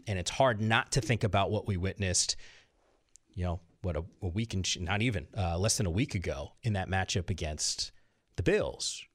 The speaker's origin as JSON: {"language": "English", "region": "Northeast", "country": "United States", "moved": "yes", "lives_now": "Southern California, United States", "said": "I'm from the Northeast originally"}